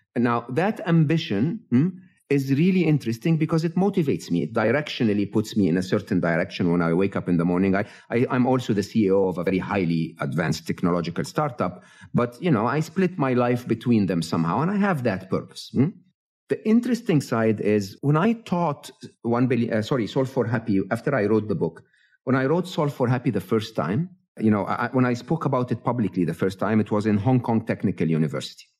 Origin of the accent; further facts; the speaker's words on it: Egypt; moved away; I'm an Egyptian, born and raised in Egypt.